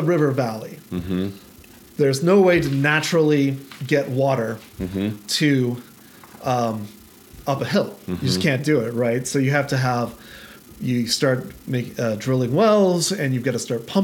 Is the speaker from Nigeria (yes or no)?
no; Albuquerque, New Mexico, United States; growing up in Albuquerque or spending a fair amount of time in Albuquerque